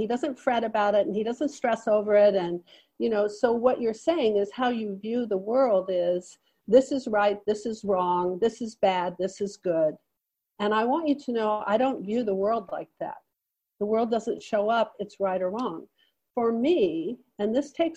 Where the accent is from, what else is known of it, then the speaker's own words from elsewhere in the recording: United States; I'm an American